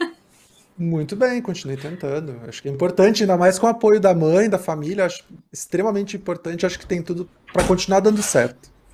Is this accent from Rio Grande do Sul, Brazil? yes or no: yes; Porto Alegre, Rio Grande do Sul, Brazil; moved away as an adult; now in São Paulo, Brazil; eu sou de Porto Alegre e eu me mudei para cá vai fazer 16 anos já